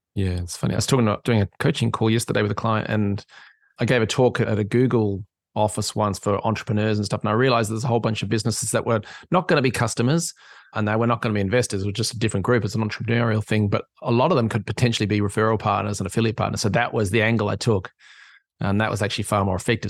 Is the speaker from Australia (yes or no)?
yes; Australia; moved away; I'm an Aussie living in an island